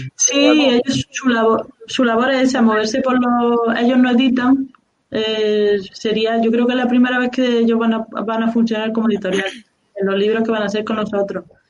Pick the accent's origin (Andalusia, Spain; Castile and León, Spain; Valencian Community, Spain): Andalusia, Spain; Córdoba; yo soy de Córdoba